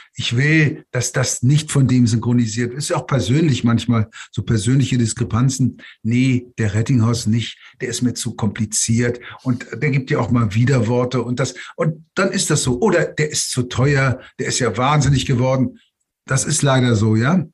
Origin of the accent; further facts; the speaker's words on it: Germany; Natürlich bin ich Deutscher, bin hier aufgewachsen und, und, und geboren